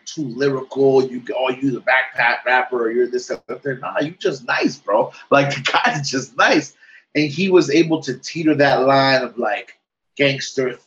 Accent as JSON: {"language": "English", "town": "New York City", "region": "New York", "country": "United States", "tie": "born or raised there", "also_born_or_lived": "Texas", "said": "I was born and raised in New York City"}